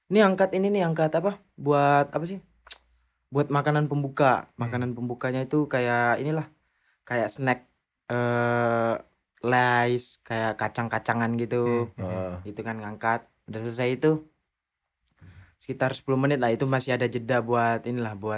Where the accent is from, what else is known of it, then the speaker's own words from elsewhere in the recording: Indonesia; kalau kita kan orang Indo langsung taruh gitu ya.